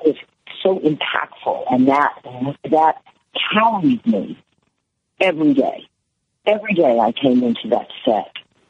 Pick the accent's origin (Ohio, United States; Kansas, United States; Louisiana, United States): Louisiana, United States; Algiers; I grew up in Algiers. I grew up in the suburbs.